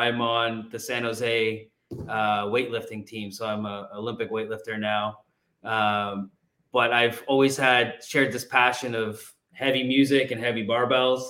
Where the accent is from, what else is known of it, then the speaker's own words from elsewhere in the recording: Canada; moved away; I'm Canadian.